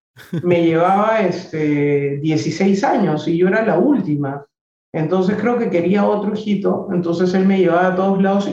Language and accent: Spanish; Peru; a mí mi país me, me maravilla, me encanta.